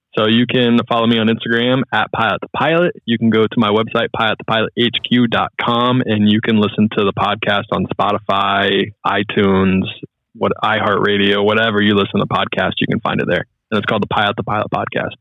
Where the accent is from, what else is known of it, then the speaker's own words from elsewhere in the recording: Charlotte, North Carolina, United States; moved away; also born or lived in Ohio; I'm so much of a Charlotte homer